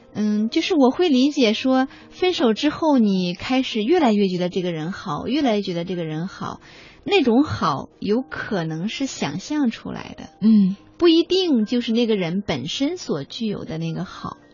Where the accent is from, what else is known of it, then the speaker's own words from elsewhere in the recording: China; 我们中国人